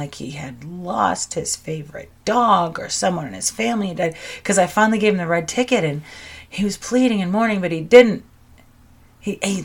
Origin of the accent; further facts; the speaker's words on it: United States; I'm an American